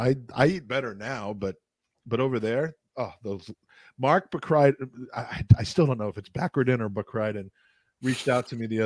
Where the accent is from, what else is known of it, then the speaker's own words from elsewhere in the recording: Ireland; I'm an Irish guy.